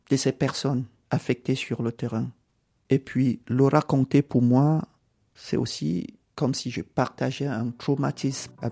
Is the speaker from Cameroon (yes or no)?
yes; Cameroon; born there; Je suis né au Cameroun, mais j'ai beaucoup voyagé parce que euh, les parents étaient administrateurs et gestionnaires des biens d'une église dans une organisation internationale.